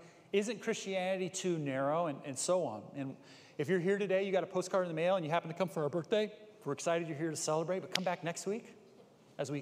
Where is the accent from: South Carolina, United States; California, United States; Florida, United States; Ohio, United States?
California, United States; Bay Area; I grew up in the Bay Area. My parents started a church in Berkeley